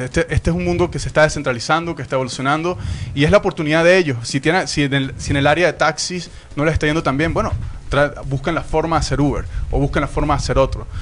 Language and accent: Spanish; Venezuela; moved away; yo soy inmigrante, soy venezolano